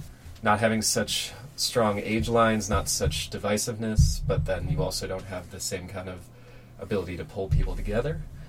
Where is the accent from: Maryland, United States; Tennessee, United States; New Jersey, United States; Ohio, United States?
Ohio, United States; both Aragorn and I are from the Midwest. I grew up in Ohio. I spent most of my life near Cleveland, Ohio.